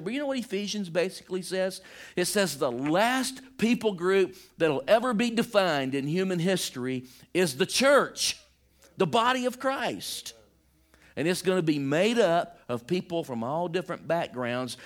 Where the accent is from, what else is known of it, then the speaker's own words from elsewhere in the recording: Deep South, United States; I'm from, like, the deep South